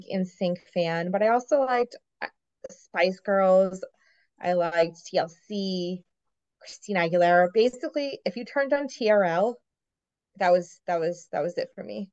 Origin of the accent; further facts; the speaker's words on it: Boston, Massachusetts, United States; I'm from Boston